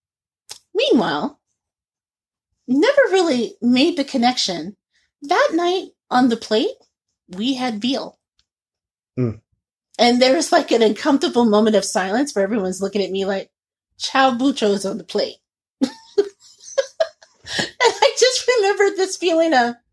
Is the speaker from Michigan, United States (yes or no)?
no; Indiana, United States; I grew up in Indiana